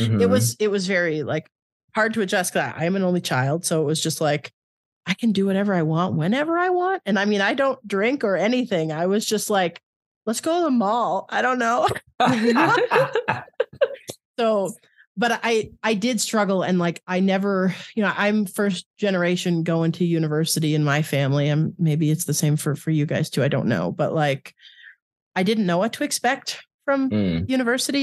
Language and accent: English; Canada; moved away; also born or lived in Ottawa; I'm originally from Canada